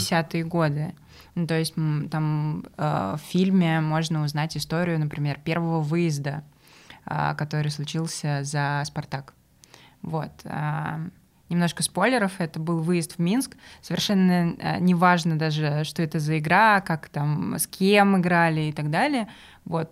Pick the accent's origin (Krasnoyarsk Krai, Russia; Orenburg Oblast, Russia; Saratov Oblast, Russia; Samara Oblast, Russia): Samara Oblast, Russia; Samara; я из Самары и, соответственно, болею за крылья советов